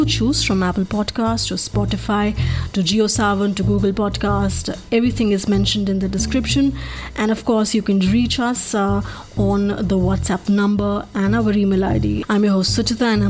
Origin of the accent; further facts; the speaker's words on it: Delhi, India; I'm being from Delhi